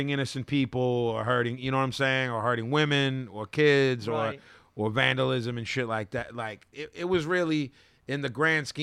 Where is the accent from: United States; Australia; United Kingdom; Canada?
United States; Philadelphia, Pennsylvania; we're from Philly